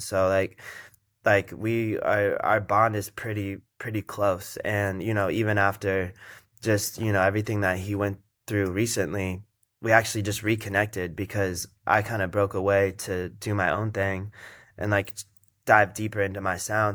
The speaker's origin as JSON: {"language": "English", "town": "Las Vegas", "region": "Nevada", "country": "United States", "tie": "born or raised there", "moved": "yes", "lives_now": "Los Angeles, United States", "said": "I was born and raised in Vegas"}